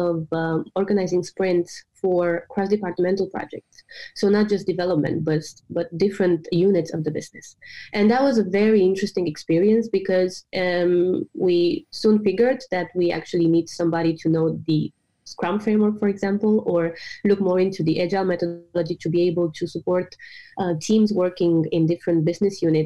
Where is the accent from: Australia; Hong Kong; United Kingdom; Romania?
Romania; moved away as an adult; now in Copenhagen, Denmark; I'm originally from Romania, but I moved to Denmark almost 5 years ago to study at the business school here in Copenhagen.